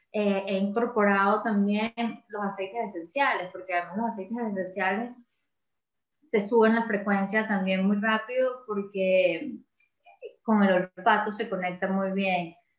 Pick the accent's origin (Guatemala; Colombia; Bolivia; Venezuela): Venezuela; moved away as an adult; uno como como venezolano